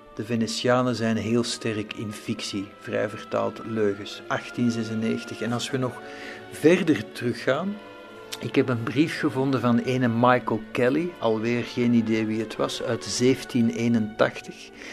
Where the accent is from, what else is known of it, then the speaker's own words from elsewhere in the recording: Belgium; want dat zou ik zijn als Belg